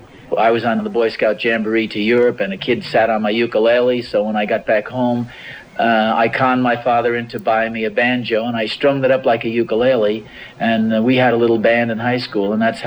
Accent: Ridgefield Park, New Jersey, United States; I was born in Jersey City, and I was brought up in a little town called Ridgefield Park, which is in Bergen County. We moved there when I was 5 years old.

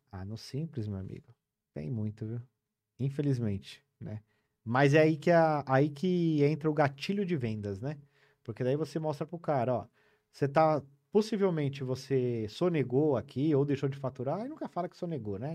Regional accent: Cordeirópolis, São Paulo, Brazil; now in São Paulo, Brazil; eu nasci em São Paulo, com nove anos eu fui pro interior de São Paulo. Eu morei numa cidade chamada Cordeirópolis, ali na região de Araras, Limeira.

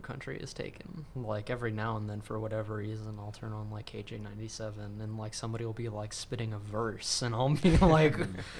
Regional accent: Texas, United States; And when you're growing up in Central Texas, country's on the radio 24/7.

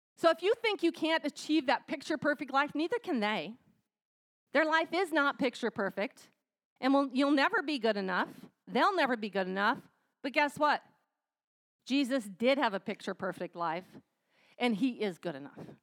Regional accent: United States; we as American women

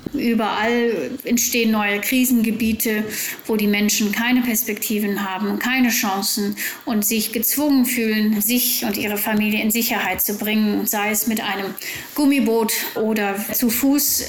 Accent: Germany; wir als Deutsche

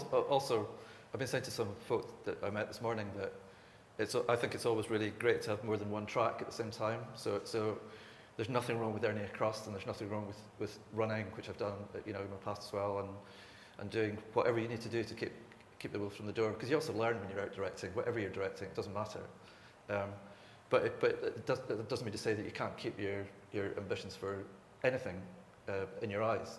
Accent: Isle of Skye, Scotland, United Kingdom; moved away as an adult; also born or lived in Glasgow / Los Angeles; I'm from Sky

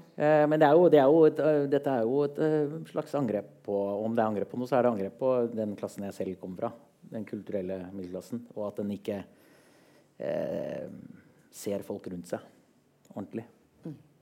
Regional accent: Oslo, Norway; jeg kommer fra Oslo

